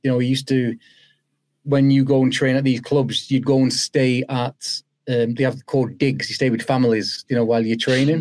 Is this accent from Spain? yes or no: no; Old Trafford, North West England, United Kingdom; also born or lived in Moss Side, Manchester; Moss Side was where I was born, and then spent the formative years all in Old Trafford